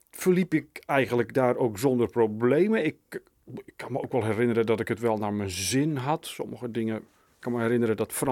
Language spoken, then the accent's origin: Dutch; Sliedrecht, South Holland, Netherlands; Ik ben in Sliedrecht